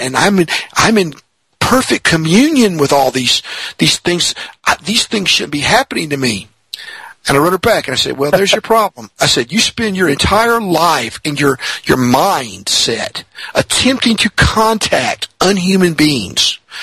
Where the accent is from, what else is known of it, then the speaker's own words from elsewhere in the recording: Mississippi, United States; I'm in Mississippi